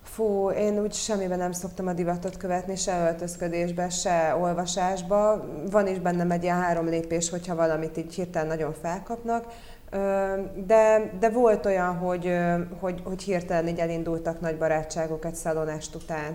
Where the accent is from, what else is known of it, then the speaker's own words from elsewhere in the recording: Budapest, Hungary; also born or lived in Rome; ide születtem Budapestre